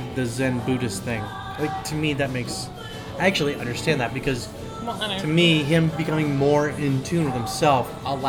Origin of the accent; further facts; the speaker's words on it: the South, United States; I grew up in the South, man.